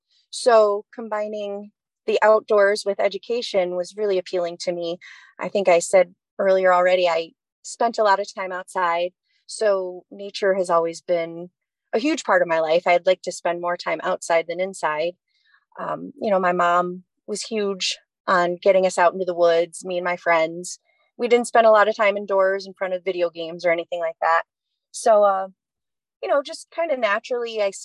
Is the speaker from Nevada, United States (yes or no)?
no; Watertown, New York, United States; moved away; also born or lived in Saratoga area, New York; I grew up in the Flatlands, near Watertown, New York.